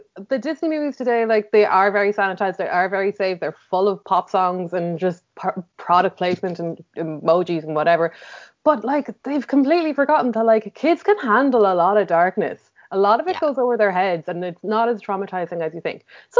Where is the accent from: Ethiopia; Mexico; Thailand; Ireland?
Ireland; because I'm Irish